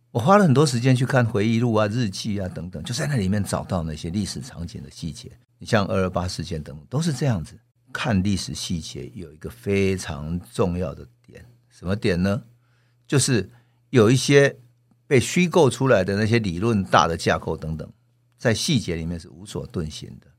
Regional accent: Taiwan; 如果我们是作为台湾人，我们看待我们的祖先怎么去反抗日本人

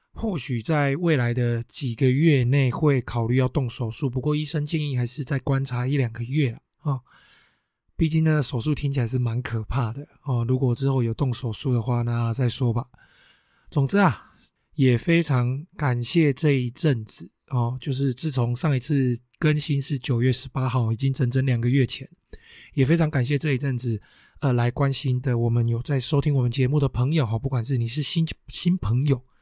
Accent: Taiwan; 我们台湾人嘛，哦，就是会过新年哦，什么东西都要新的嘛

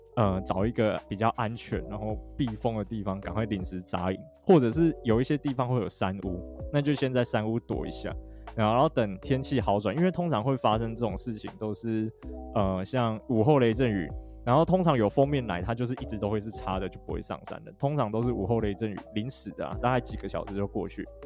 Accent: Alishan, Chiayi County, Taiwan; 小时候住阿里山

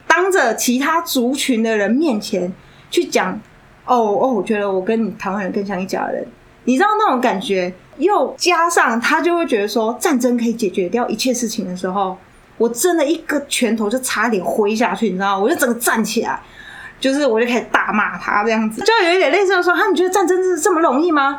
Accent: Taiwan; 我是台湾人

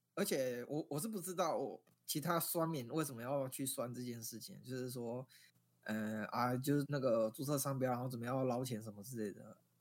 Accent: Taiwan; 我们台湾人

